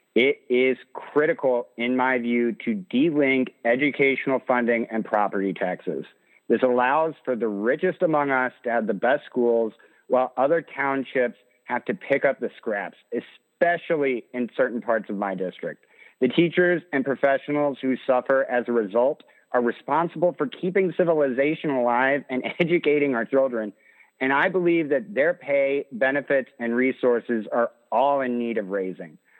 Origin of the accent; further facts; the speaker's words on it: Champaign, Illinois, United States; now in Strasburg, United States; I initially grew up in Champaign